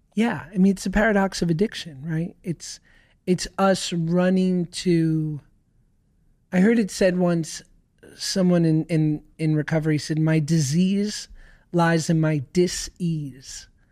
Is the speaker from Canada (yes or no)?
no; New York City, New York, United States; I grew up in New York